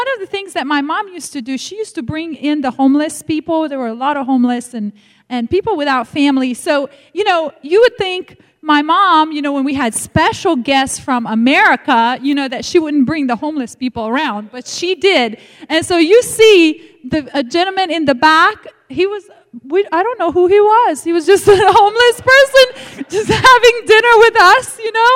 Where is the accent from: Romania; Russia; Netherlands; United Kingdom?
Romania; English is a second language; moved away; growing up in the Romanian church